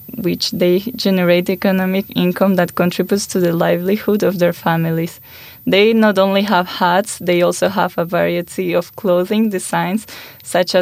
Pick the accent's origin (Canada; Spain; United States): Spain; moved away; I'm from Spain